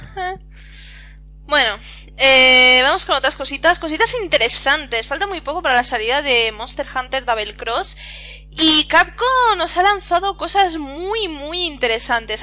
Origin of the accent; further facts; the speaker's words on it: Catalonia, Spain; yo soy catalana